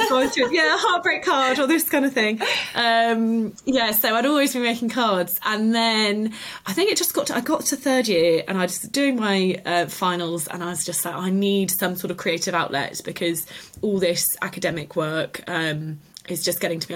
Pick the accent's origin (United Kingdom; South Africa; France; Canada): United Kingdom; the Cotswolds, South West England; also born or lived in Liverpool; I grew up in the Cotswolds and then went off to university in Liverpool